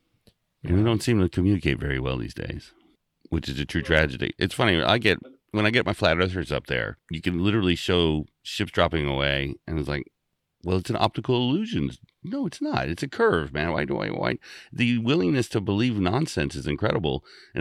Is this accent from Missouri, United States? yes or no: no; Hawaii, United States; born there; I was born in Tripler Hospital and off of Schofield Barracks. So I am native.